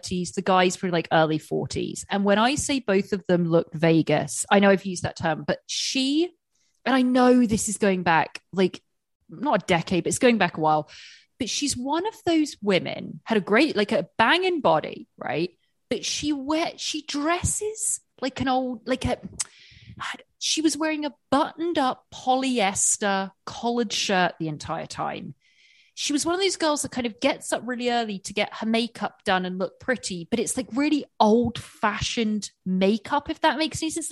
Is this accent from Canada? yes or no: no; England, United Kingdom; I'm English with teeth, English teeth